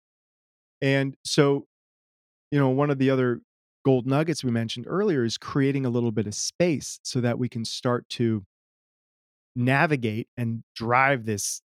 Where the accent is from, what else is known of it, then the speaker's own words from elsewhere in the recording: United States; also born or lived in Germany; I don't know that I identified very much as American growing up. My mom was German. We spent time in Germany